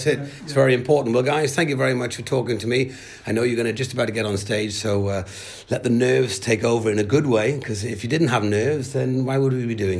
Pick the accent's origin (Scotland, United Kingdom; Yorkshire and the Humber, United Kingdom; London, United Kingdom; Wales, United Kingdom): Wales, United Kingdom